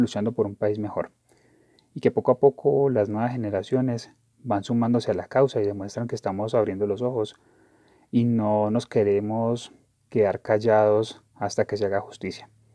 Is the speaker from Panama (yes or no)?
no; Colombia; como colombianos